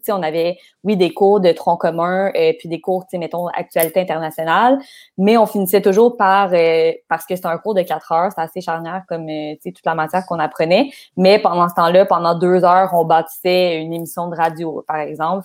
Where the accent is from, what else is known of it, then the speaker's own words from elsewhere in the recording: Laval, Quebec, Canada; je viens de Laval